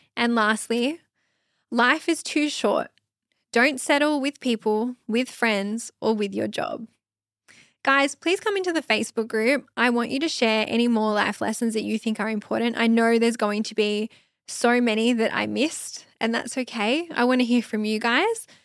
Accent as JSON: {"language": "English", "country": "Australia", "said": "I'm Aussie. It's McDonald's. That's what we call it here in Australia."}